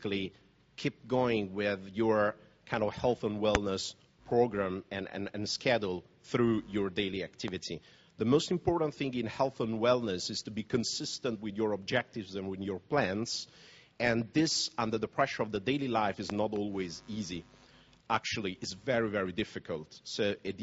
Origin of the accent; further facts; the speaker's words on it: Naples, Campania, Italy; I was born in Naples